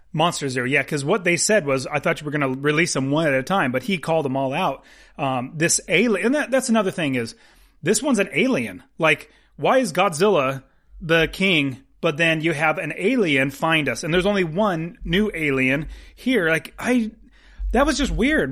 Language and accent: English; United States; I'm an American